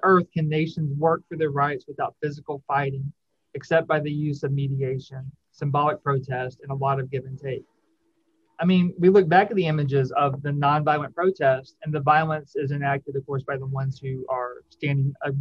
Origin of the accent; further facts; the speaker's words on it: Shreveport, Louisiana, United States; the Shreveport Times, which was my hometown paper in 1963